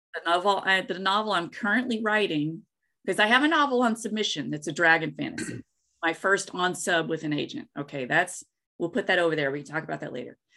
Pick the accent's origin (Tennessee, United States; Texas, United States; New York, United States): Tennessee, United States; Gray; also born or lived in Pacific Northwest; now in Los Angeles, United States; I grew up in East Tennessee in the Tri Cities area, Kingsport, Johnson City, Bristol